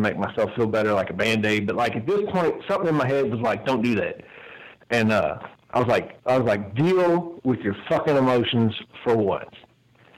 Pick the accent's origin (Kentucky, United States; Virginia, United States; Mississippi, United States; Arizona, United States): Kentucky, United States; Louisville; my hometown, Louisville